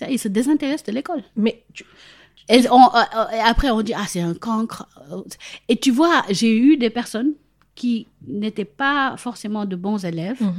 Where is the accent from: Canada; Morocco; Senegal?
Senegal; L'exemple que j'aime prendre maintenant, c'est si j'avais grandi au Sénégal, j'ai grandi au Sénégal, etc.